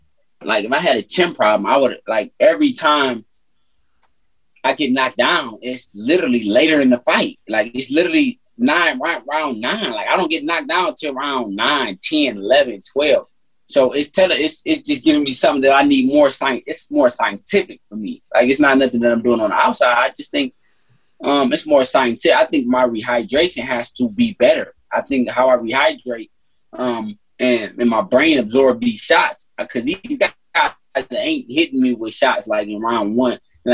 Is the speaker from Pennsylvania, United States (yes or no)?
no; Detroit, Michigan, United States; Like, I'm from Detroit. I'm a competitor